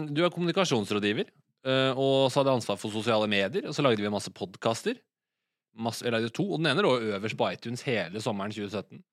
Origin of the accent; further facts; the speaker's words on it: Asker, Akershus, Norway; moved away as an adult; now in Oslo, Norway; og så er jeg vokst opp i Asker, som er en halvtime utafor Oslo.